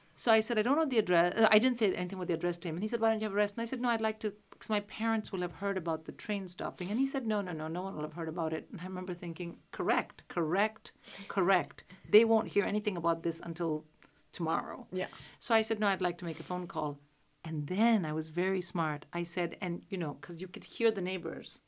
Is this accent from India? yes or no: yes; Delhi, India; moved away as an adult; now in United Kingdom; I'm from Delhi